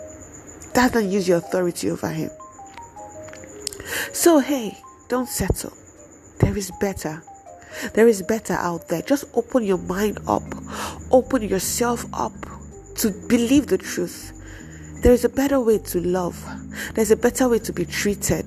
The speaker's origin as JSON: {"language": "English", "country": "Nigeria", "said": "we are in a Nigerian home"}